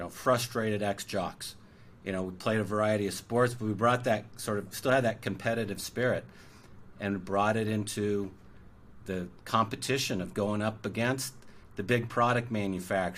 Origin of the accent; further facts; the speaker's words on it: Orange County, California, United States; I grew up in Orange County, which is sort of conservative.